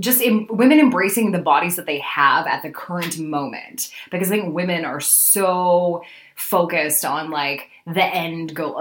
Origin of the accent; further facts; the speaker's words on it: Alberta, Canada; moved away as an adult; also born or lived in Manitoba; now in Winnipeg, Canada; I'm originally from Alberta, where I spent most of my career in radio